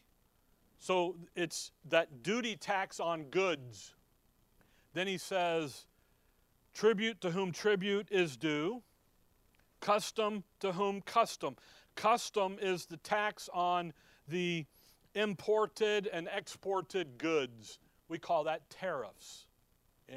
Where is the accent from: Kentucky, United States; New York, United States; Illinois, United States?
Illinois, United States; Chicago; growing up in Chicago, we would do that. We lived in DuPage County